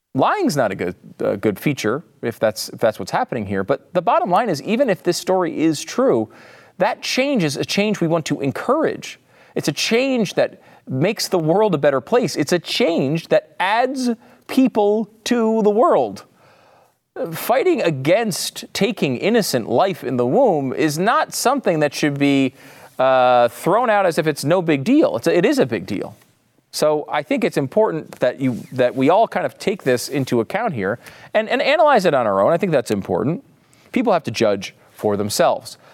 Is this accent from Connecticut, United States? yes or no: yes; Connecticut, United States; I'm from Connecticut. I never say y'all